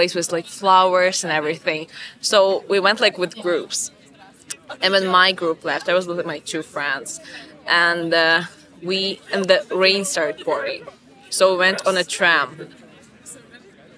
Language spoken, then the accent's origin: English; Ukraine; I'm from Ukraine, so we have like the same classmates like the whole 11 years of school